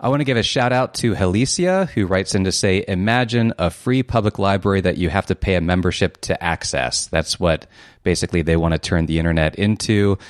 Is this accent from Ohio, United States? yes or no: yes; Columbus, Ohio, United States; I'm from Columbus, Ohio myself.